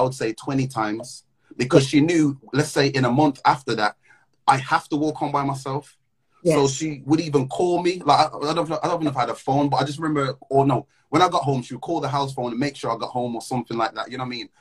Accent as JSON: {"language": "English", "region": "Midlands", "country": "United Kingdom", "moved": "yes", "lives_now": "London, United Kingdom", "said": "I'm from the Midlands. I live in London."}